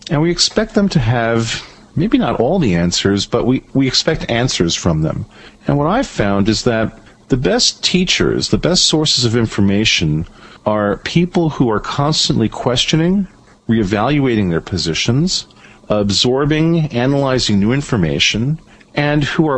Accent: Venezuela; growing up in Venezuela gave me a real appreciation for the good aspects of my country, the United States, and the bad aspects of it.

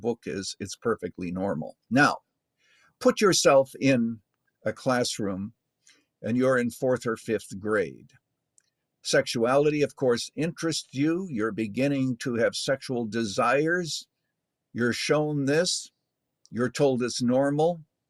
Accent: Canada; I was born in Canada

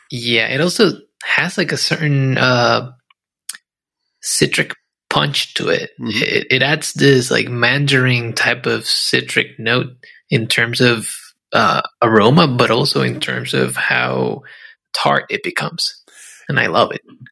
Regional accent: Puerto Rico; I grew up in Puerto Rico

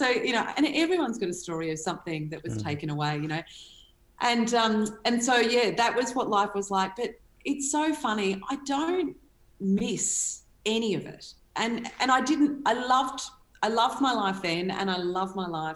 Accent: Cranbourne, Victoria, Australia; also born or lived in Pakenham, Victoria; I grew up on 140 acres in a place, well, in two places, Cranbourne and Pakenham, and both of them are now satellite cities, you know, in two of the biggest growth corridors in Melbourne

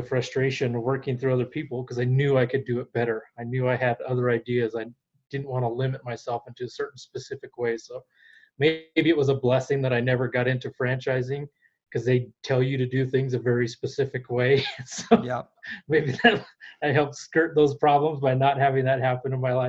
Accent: Albuquerque, New Mexico, United States; moved away as an adult; now in Colorado, United States; We grew up in Albuquerque, New Mexico

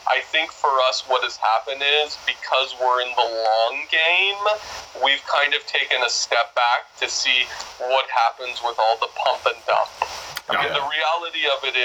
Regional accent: Washington, District of Columbia, United States; also born or lived in Oahu; now in Maui, United States; I'm originally from Washington, D.C.

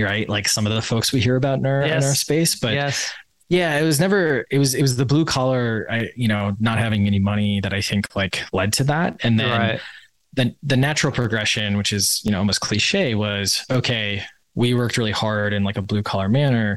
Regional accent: Wisconsin, United States; I grew up in Wisconsin.

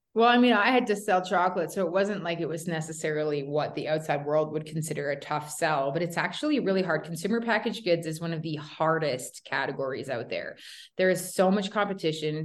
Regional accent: Toronto, Ontario, Canada; moved away; also born or lived in Calgary, Alberta / Canmore, Alberta; I'm from Toronto originally

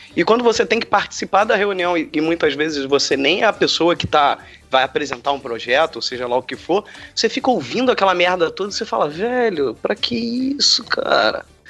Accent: Rio de Janeiro, Brazil; quando eu era pequeno, aqui no Rio, era gravado o programa da Xuxa

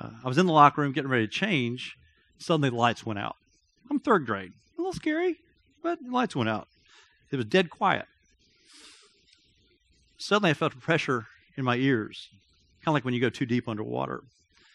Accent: Athens, Georgia, United States; I grew up in Athens, Georgia.

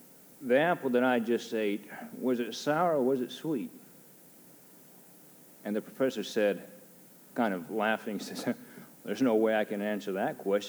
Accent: Japan; also born or lived in United States; I grew up in Japan. I've been in Japan since 1976 when I was 7 years old, been there for 25 years.

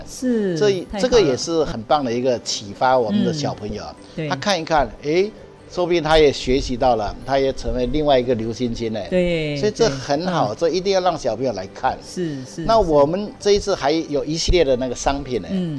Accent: Hsinchu County, Taiwan; 我因为我们从小就在乡下长大嘛，所以它里面的所有的这些哈，对，呃，这个客家的生活习惯啊、风俗啊、信仰哈

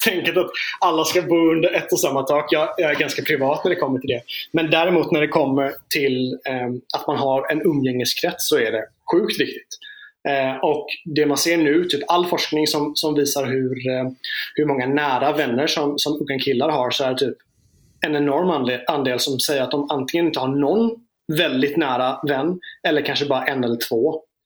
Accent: Småland, Sweden; jag är från Småland

